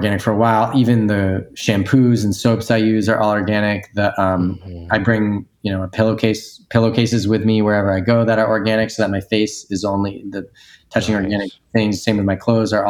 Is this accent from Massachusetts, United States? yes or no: yes; Newton, Massachusetts, United States; moved away as an adult; my hometown, Newton, Massachusetts